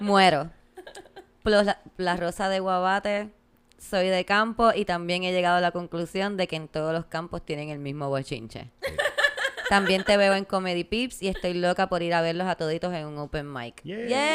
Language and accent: Spanish; Puerto Rico; Como puertorriqueños